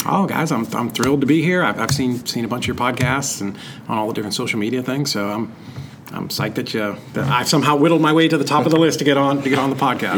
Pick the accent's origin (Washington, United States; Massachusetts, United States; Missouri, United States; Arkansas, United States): Massachusetts, United States; Lowell; I grew up in Boston. Uh, kind of at the in, in Massachusetts, um, right outside of Lowell, Mass